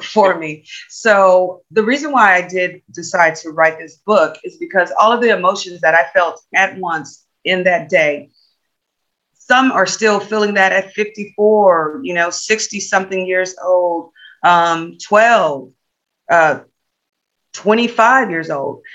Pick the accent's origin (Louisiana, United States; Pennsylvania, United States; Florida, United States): Louisiana, United States; Natchez; now in Texas, United States; I'm originally from Louisiana